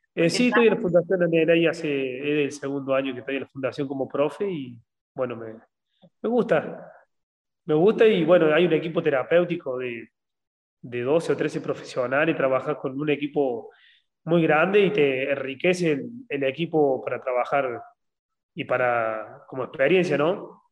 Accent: Argentina; en un país como Argentina, que somos muy tercer mundo

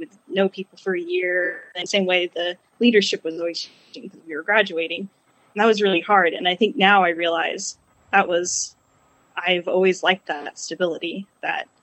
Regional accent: Yukon, Oklahoma, United States; now in Tulsa, United States; So I grew up in Yukon. We never changed parishes.

